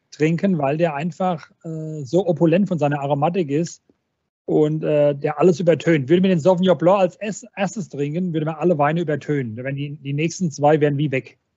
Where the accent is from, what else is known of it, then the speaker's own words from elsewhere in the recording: Weinolsheim, Rhineland-Palatinate, Germany; ich komme ja aus Weinholzheim, wir sind, wir sind 700 Einwohner, bei uns kennt noch jeder jeden.